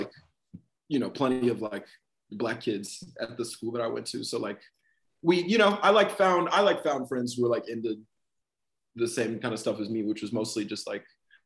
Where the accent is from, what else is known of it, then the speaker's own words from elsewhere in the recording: Austin, Texas, United States; I grew up right outside of Austin